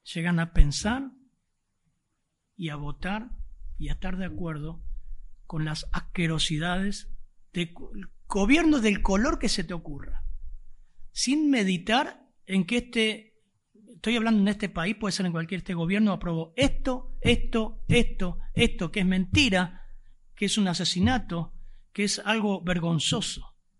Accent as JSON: {"language": "Spanish", "country": "Argentina", "said": "somos argentinos"}